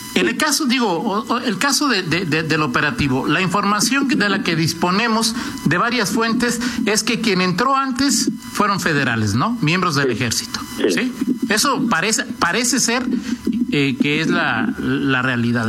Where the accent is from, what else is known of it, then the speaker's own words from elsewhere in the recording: Guanajuato, Mexico; como guanajuatense, como mexicano